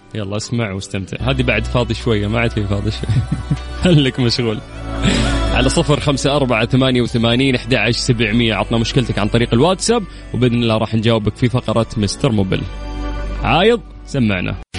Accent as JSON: {"language": "Arabic", "town": "Qiya", "region": "Makkah Province", "country": "Saudi Arabia", "tie": "born or raised there", "moved": "yes", "said": "رحت ديرتي رحت قيا"}